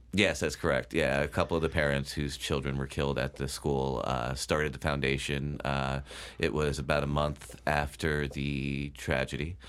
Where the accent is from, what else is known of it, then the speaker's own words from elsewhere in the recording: Bethel, Connecticut, United States; I grew up in Bethel